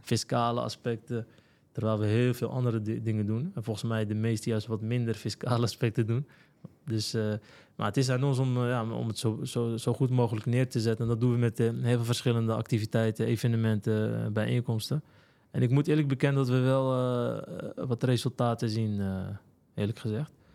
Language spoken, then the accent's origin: Dutch; Alkmaar, North Holland, Netherlands; also born or lived in Morocco; geboren en getogen in Alkmaar, Kaastad